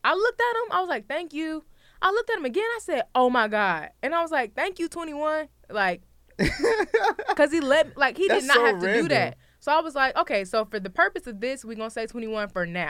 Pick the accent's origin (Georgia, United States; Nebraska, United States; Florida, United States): Georgia, United States; Atlanta; Yeah, like, I'm from Atlanta. Right? See? Now I'm fighting for my status.